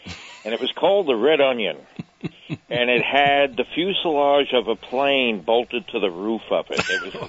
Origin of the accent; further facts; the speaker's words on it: Sag Harbor, New York, United States; moved away as an adult; now in South Woodbury, United States; Out in Southampton, that's where I grew up in Sag Harbor.